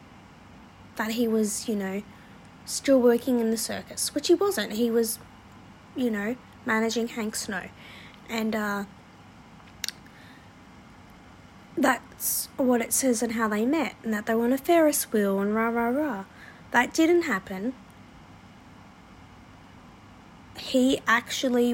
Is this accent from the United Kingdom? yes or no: no; Australia; one thing I loved about being an Aussie